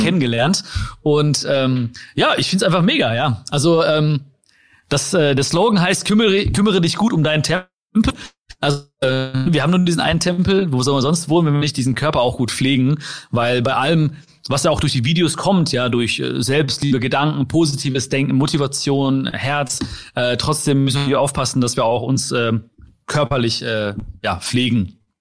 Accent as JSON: {"language": "German", "area": "Ruhr area", "region": "North Rhine-Westphalia", "country": "Germany", "tie": "born or raised there", "said": "ich bin hier geboren"}